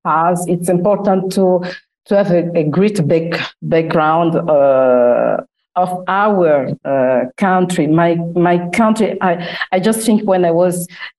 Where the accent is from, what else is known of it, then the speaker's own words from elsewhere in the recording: Republic of the Congo; moved away as an adult; also born or lived in Italy / France / United Kingdom; now in Milan, Italy; I'm from the Republic of Congo.